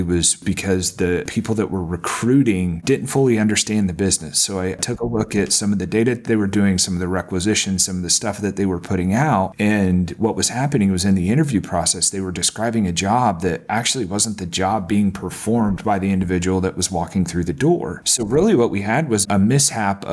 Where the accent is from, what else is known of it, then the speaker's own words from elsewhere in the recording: Indiana, United States; now in Texas, United States; I live in Texas, but I'm from Indiana